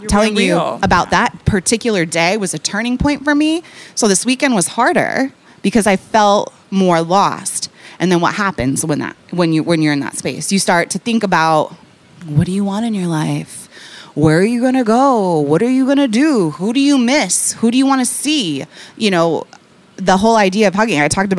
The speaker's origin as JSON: {"language": "English", "town": "Seattle", "region": "Washington", "country": "United States", "also_born_or_lived": "New York", "moved": "yes", "lives_now": "Chicago, United States", "said": "I'm from Seattle"}